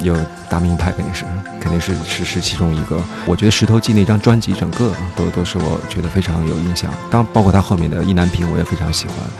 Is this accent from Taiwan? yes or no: no; Beijing, China; now in Shanghai, China; 我也是我北京人。那时候就是从小在北京